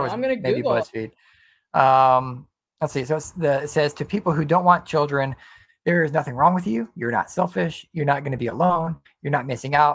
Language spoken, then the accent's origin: English; United States